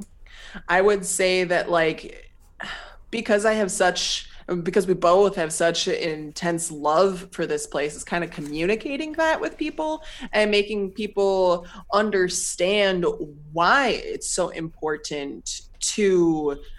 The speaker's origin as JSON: {"language": "English", "country": "United States", "moved": "as an adult", "lives_now": "Bangladesh", "said": "I come here again from the United States"}